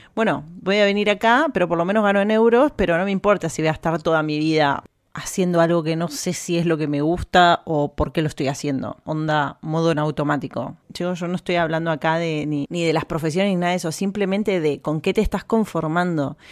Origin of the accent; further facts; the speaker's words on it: Argentina; accent: Argentine; moved away as an adult; now in Spain; yo estoy orgullosa de ser argentina